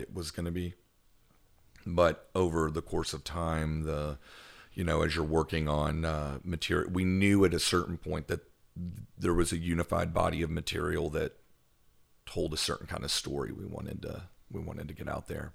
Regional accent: Owensboro, Kentucky, United States; now in Memphis, United States; I'm from, uh, northwestern Kentucky

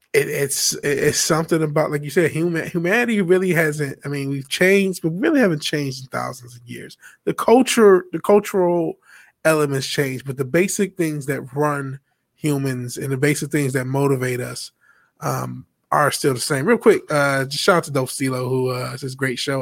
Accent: Detroit, Michigan, United States; I'm actually from Detroit

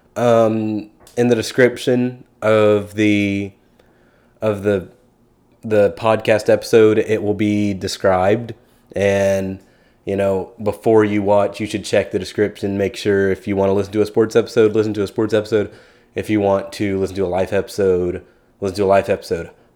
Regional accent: Keller, Texas, United States; I'm originally from Keller, Texas.

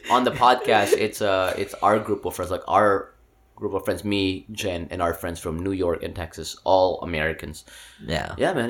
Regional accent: Philippines; now in Austin, United States; growing up in the Philippines

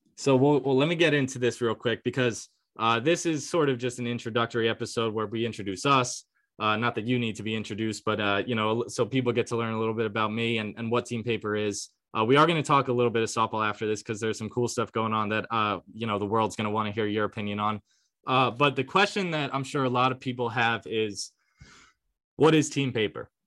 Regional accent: New York, United States; I grew up in New York

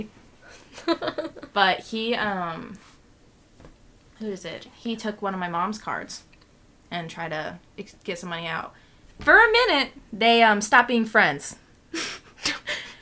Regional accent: Indianapolis, Indiana, United States; I'm from Indianapolis.

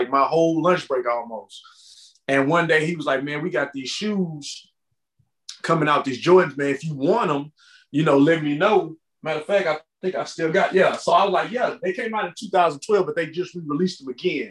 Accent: Richmond, Texas, United States; I'm a small town outside of Houston called Richmond

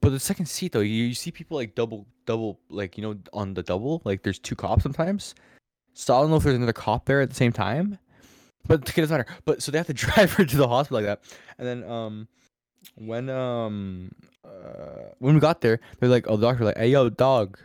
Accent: Ottawa, Ontario, Canada; I was born in Ottawa

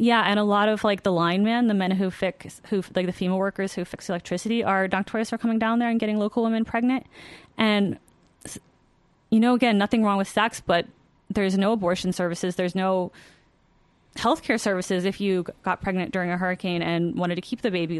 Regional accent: U.S. Virgin Islands; moved away; I'm from the Virgin Islands, and my dad and my stepfamily still live there

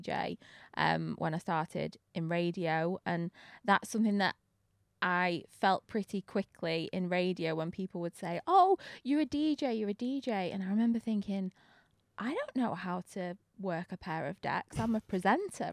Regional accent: Manchester, North West England, United Kingdom; from Manchester

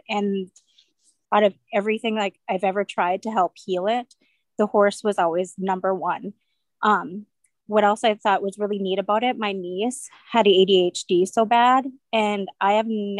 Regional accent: Bismarck, North Dakota, United States; I am from Bismarck

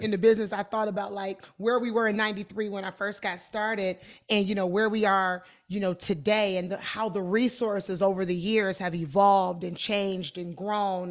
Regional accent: Detroit, Michigan, United States; I am from Detroit

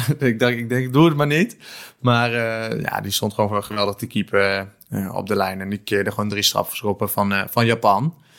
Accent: Netherlands; als Nederlander

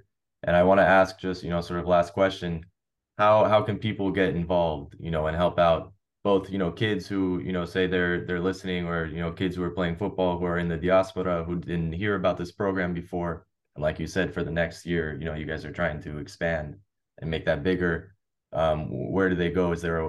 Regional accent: Los Angeles, California, United States; moved away as an adult; now in Croatia; the book I wrote, All Things Croatia, From Los Angeles to the Homeland. I talk about growing up in the Croatian diaspora and ultimately moving to Croatia to further connect with my roots.

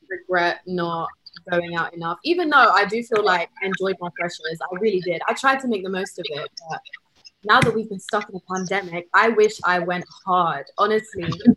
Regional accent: London, United Kingdom; moved away as an adult; also born or lived in Canterbury; I was one of those ones born and raised in London

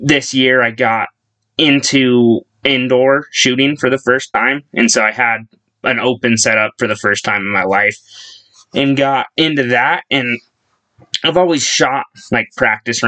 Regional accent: Ogden, Utah, United States; moved away as an adult; now in Rigby, United States; I'm from Ogden, Utah, originally, but 3 years ago-ish, I actually moved down to Idaho.

